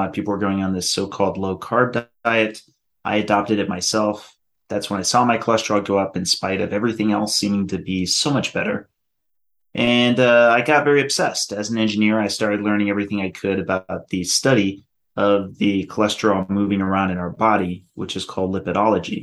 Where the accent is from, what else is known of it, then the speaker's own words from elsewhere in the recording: Colorado, United States; moved away; I'm actually originally from Colorado.